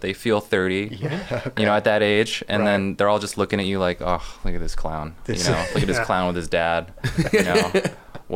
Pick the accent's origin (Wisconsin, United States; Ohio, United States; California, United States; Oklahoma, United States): California, United States; San Jose; Growing up in San Jose